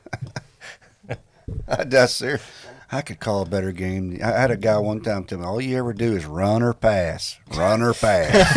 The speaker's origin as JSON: {"language": "English", "region": "Texas", "country": "United States", "tie": "born or raised there", "also_born_or_lived": "Florida", "moved": "as an adult", "said": "I grew up in Texas, played high school ball"}